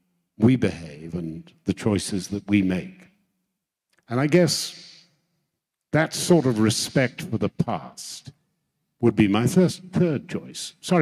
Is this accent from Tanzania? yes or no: yes; Tanzania; as a boy, I grew up in Africa and my father was a policeman and he came home one day and I could see he was very angry.